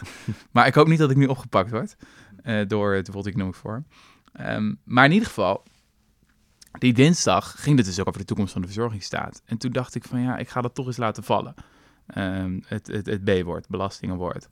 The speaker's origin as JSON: {"language": "Dutch", "country": "Netherlands"}